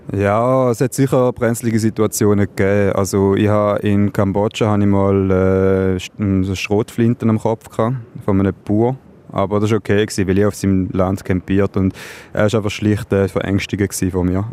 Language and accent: German; Switzerland; wir haben in der Schweiz